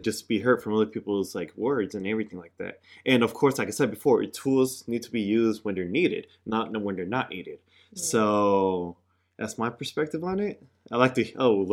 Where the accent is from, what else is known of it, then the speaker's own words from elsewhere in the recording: Pittsburg, California, United States; Where I grew up in Pittsburgh, California